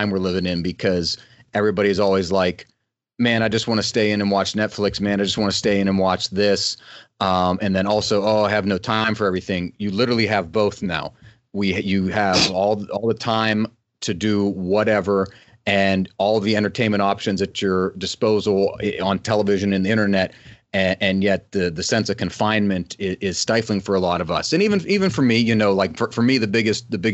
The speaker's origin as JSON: {"language": "English", "region": "West Virginia", "country": "United States", "tie": "born or raised there", "said": "the house I grew up in West Virginia"}